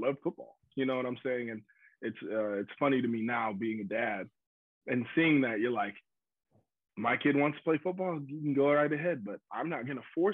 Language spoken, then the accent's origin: English; Green Bay, Wisconsin, United States; now in Texas, United States; growing up in Green Bay